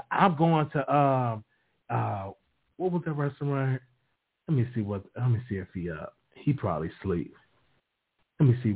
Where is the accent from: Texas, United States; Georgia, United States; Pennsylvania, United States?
Texas, United States; Dallas; I'm from I'm from Dallas and I don't like Rudy's.